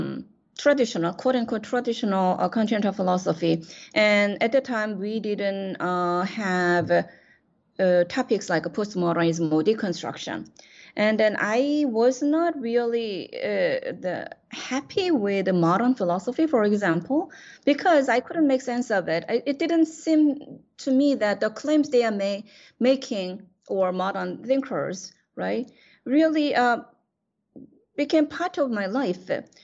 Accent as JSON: {"language": "English", "country": "South Korea", "tie": "born or raised there", "second_language": "English", "lives_now": "United States", "said": "I grew up in Asian culture in South Korea, but my education was modern education"}